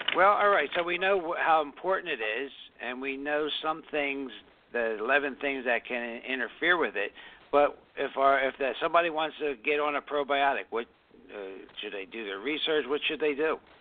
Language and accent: English; Philadelphia, Pennsylvania, United States; I grew up in South Philadelphia